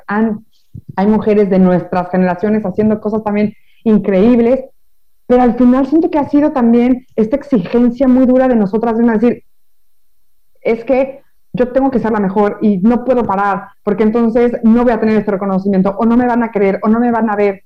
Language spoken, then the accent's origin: Spanish; Mexico; now in France; yo soy de México